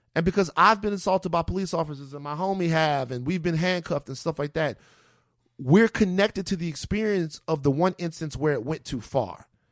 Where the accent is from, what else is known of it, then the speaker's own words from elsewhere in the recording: Baton Rouge, Louisiana, United States; growing up in Baton Rouge